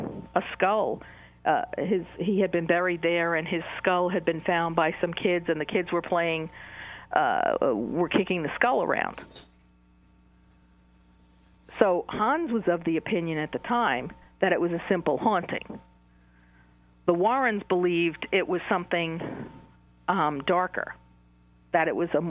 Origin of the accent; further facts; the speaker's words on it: New York City, New York, United States; I'm from Queens, New York myself. And I grew up in a town called College Point, which was also a waterfront community